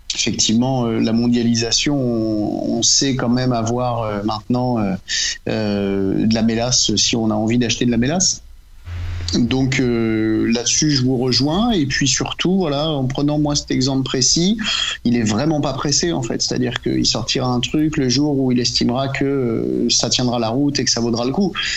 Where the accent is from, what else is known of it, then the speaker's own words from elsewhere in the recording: Normandy, France; en tant que Normand